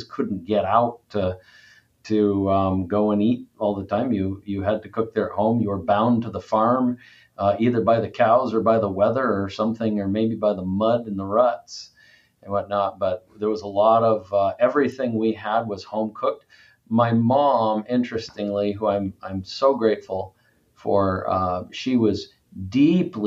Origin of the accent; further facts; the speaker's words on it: Cabot, Vermont, United States; I was raised in a little town in northern Vermont called Cabot, Vermont